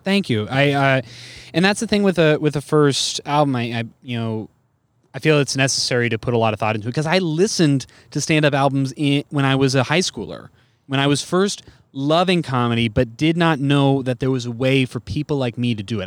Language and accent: English; Bay Area, California, United States; I'm from the Bay Area